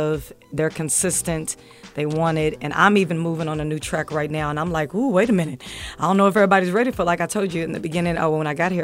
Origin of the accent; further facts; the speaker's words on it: Evansville, Indiana, United States; moved away; also born or lived in Louisville, Kentucky; I'm coming from Louisville, Kentucky, and I was born in Evansville, Indiana